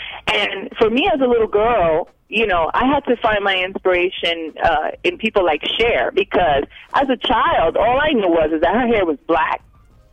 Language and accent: English; United States; I was born and raised here